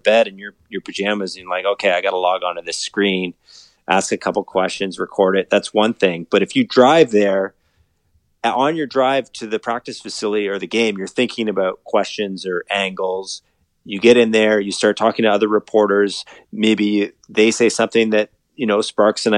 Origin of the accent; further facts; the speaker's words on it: Collingwood, Ontario, Canada; moved away as an adult; also born or lived in North Bay, Ontario; now in Toronto, Canada; I was born and raised in Collingwood, Ontario, near Blue Mountains.